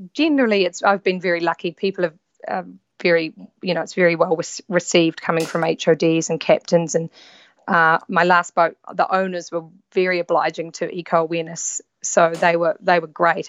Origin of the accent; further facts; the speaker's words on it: New Zealand; moved away as an adult; also born or lived in London; I'm from New Zealand. I grew up in New Zealand